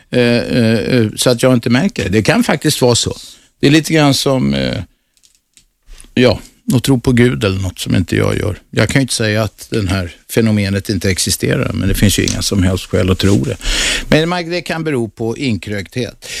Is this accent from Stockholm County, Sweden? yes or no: yes; Stockholm, Stockholm County, Sweden; also born or lived in Södermalm, Stockholm; Jag är född på Kungsholmen